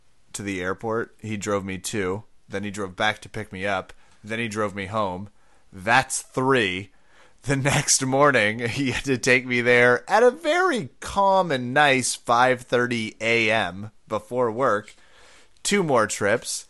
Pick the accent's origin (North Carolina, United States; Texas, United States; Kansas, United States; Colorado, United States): Kansas, United States; I'm from Kansas